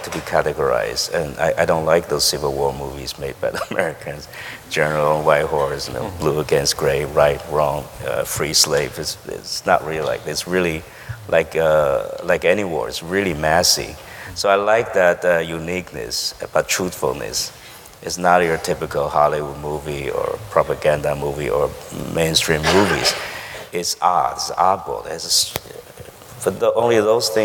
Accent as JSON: {"language": "English", "country": "Taiwan", "tie": "born or raised there", "second_language": "English", "moved": "yes", "said": "growing up in Taiwan"}